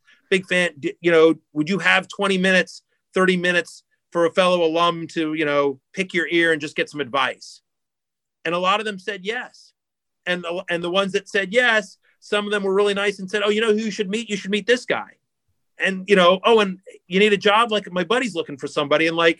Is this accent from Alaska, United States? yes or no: no; Syracuse, New York, United States; people know that I'm from Syracuse.